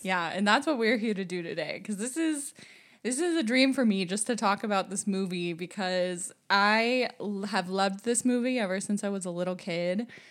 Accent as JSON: {"language": "English", "country": "United States", "also_born_or_lived": "France", "moved": "as an adult", "said": "as an American"}